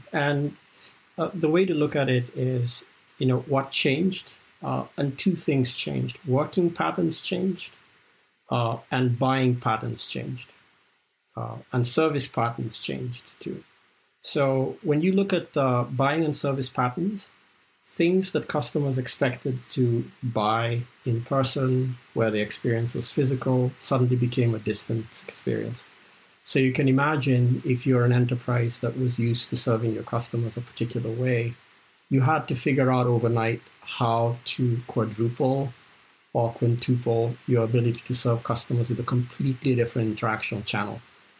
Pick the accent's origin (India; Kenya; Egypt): Kenya; also born or lived in South Africa; I grew up in Kenya and South Africa, and Formula One was one of those international events that I realized the whole world was watching every 2 weeks.